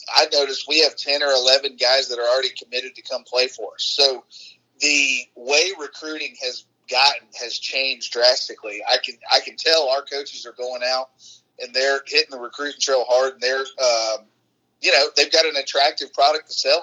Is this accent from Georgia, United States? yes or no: yes; Atlanta, Georgia, United States; I went back home. I'm kinda from Metro Atlanta